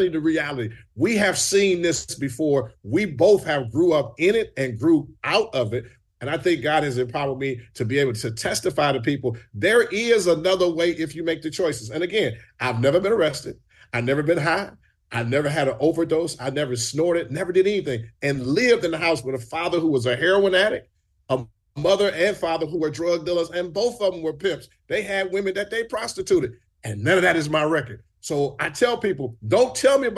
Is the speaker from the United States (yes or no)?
yes; Detroit, Michigan, United States; moved away; I've come through the streets of Detroit, born and raised in the D